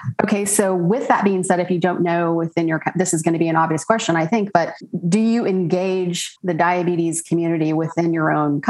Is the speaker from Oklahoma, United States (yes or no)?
yes; Oklahoma, United States; accent: twang; I'm from Oklahoma and I could have put a real twang.